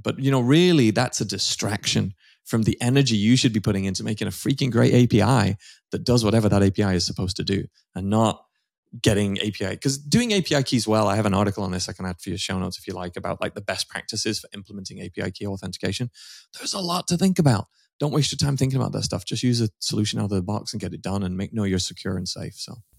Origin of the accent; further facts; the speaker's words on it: United Kingdom; moved away as an adult; now in United States; I'm a, a Brit. Um, I'm now American citizen, actually, just recently, um, been here for thirteen years